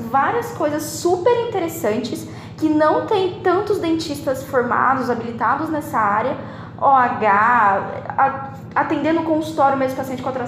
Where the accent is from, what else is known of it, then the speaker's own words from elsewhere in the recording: Campo Grande, Mato Grosso do Sul, Brazil; Lá na minha cidade em Campo Grande, a gente tem contado nos dedos os dentistas que atuam nessa